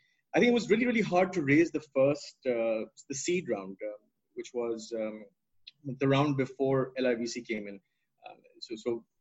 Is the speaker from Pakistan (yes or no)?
yes; Pakistan; as a Pakistani growing up